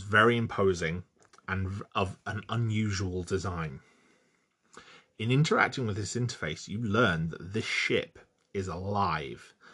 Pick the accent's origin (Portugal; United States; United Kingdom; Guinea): United Kingdom; London; moved away; I was born outside of London and grew up very, very close to London